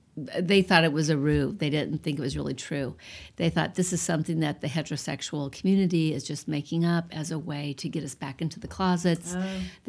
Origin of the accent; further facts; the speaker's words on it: Iowa, United States; moved away; When I grew up in Iowa, and I went to Adams Elementary